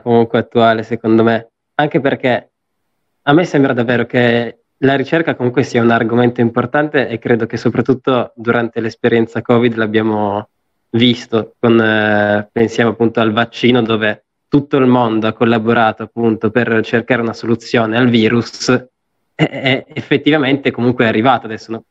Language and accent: Italian; Apulia, Italy; now in Turin, Italy; io adesso sono pugliese, quindi vado in Puglia